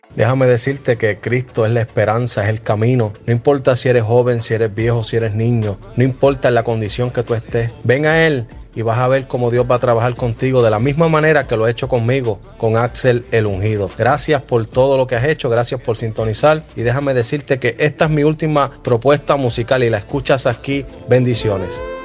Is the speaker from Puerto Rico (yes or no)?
yes; Puerto Rico; now in United States; Soy puertorriqueño y actualmente resido en los Estados Unidos.